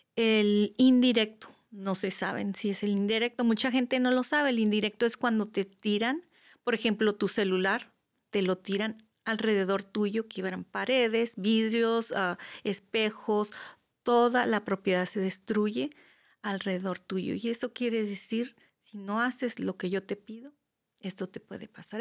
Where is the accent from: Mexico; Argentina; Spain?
Mexico; moved away; yo vengo, yo soy mexicana